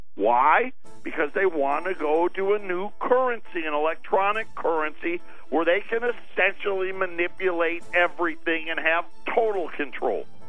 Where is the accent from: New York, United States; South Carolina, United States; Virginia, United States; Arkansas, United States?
New York, United States; Syracuse; growing up in Syracuse